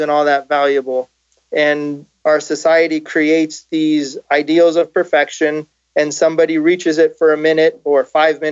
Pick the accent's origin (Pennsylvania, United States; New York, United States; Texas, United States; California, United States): California, United States; Los Angeles; moved away as an adult; also born or lived in South Florida; basically most of my time I grew up in Los Angeles